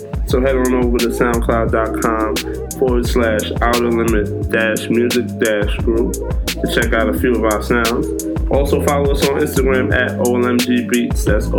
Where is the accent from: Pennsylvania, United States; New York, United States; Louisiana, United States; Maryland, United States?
New York, United States; New York City; also born or lived in Queens, New York; I was born in Brooklyn, but like, I really got embedded into hip hop when I moved to Queens.